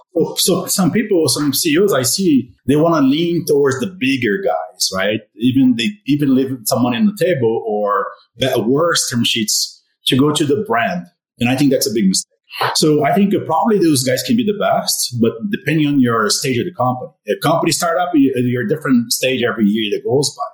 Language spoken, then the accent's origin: English; Brazil; also born or lived in Arizona; now in Colorado, United States; I'm from Brazil.